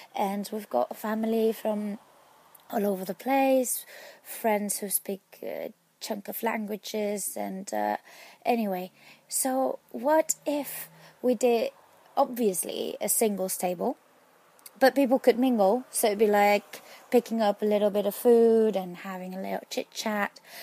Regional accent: Spain; your, uh, Spanish follower

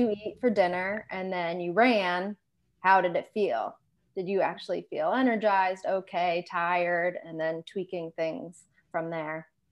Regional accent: Western Massachusetts, United States; also born or lived in Maine / Boston area; born and raised Western Massachusetts

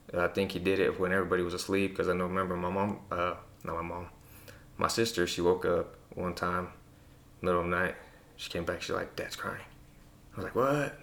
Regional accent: Presidio, Texas, United States; I'm from Presidio.

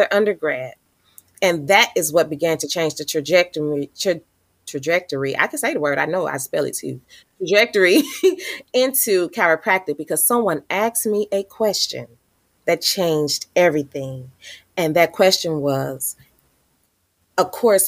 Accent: St. Louis, Missouri, United States; I was born and raised here in St. Louis, Missouri.

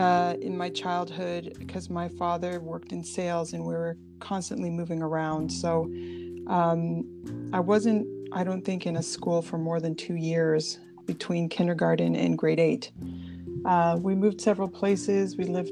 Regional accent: Toronto, Ontario, Canada; born there; I was born here in Toronto. My parents were immigrants from Portugal.

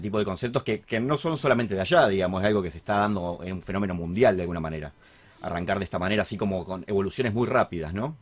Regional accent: Argentina; sabiendo cómo somos los argentinos

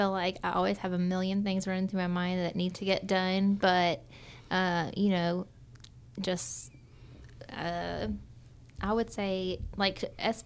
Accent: Dallas, Georgia, United States; also born or lived in Nashville, Tennessee; from the time I was six, I grew up in Dallas, Georgia

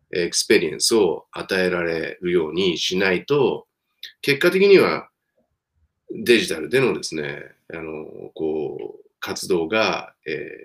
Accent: Japan; ピュアな日本人は私含めて3人しかいなくて

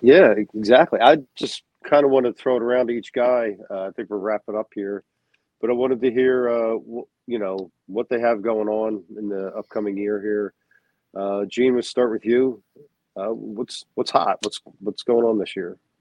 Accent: United States; I'm American

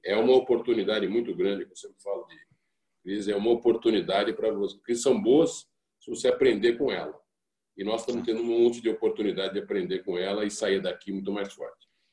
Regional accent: Brazil; enquanto brasileiros

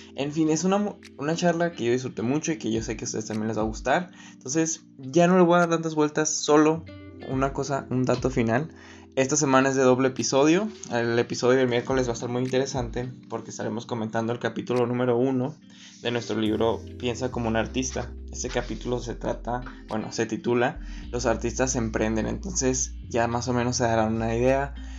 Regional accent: Agua Prieta, Sonora, Mexico; Yo soy de Agua Prieta Sonora

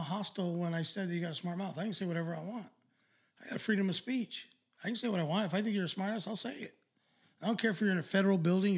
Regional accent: Los Angeles, California, United States; I was born in East

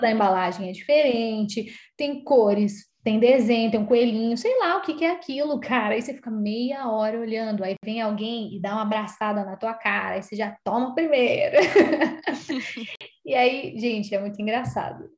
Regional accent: São Paulo, Brazil; moved away; Eu não sou paulista de São Paulo, né? Eu sou paulistana

